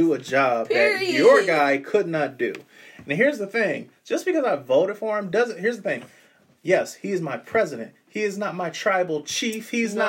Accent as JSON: {"language": "English", "region": "Ohio", "country": "United States", "said": "we're from Ohio."}